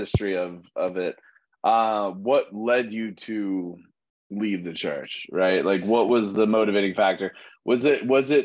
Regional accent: Illinois, United States; moved away; also born or lived in California; I grew up in Illinois

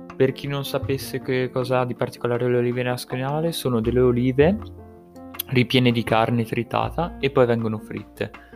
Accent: Livorno, Tuscany, Italy; della mia regione, ovvero in cui sono nato, che è la Toscana, perché per chi non lo sapesse sono nato a Livorno

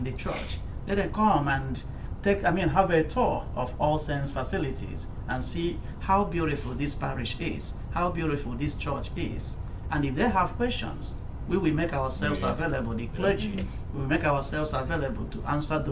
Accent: Nigeria; moved away; my home country, Nigeria.

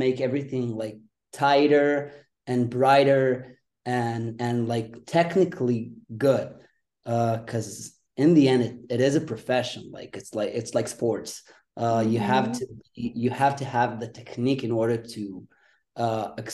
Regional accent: Israel; Right now I'm in Israel. Uh-huh. I'm from Israel

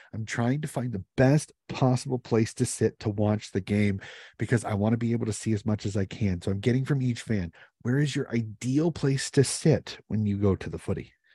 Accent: United States; As an American

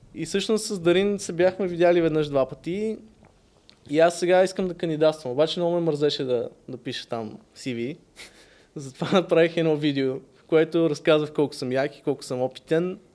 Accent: Sofia, Sofia City, Bulgaria; also born or lived in Varna; роден съм в София, майка ми е от Варна, съответно съм израснал половината време тук, половината във Варна.

